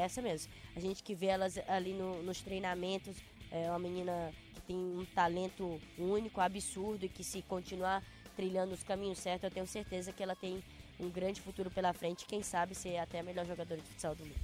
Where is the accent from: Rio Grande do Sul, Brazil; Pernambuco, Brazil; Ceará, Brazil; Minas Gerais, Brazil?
Ceará, Brazil; moved away; also born or lived in Rio de Janeiro; Sou cearense, eu tive que sair de lá